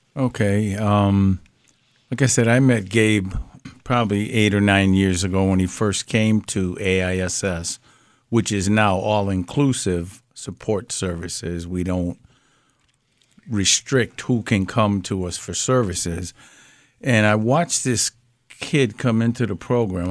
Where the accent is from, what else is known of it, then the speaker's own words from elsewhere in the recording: Springfield, Massachusetts, United States; I grew up in Mason Square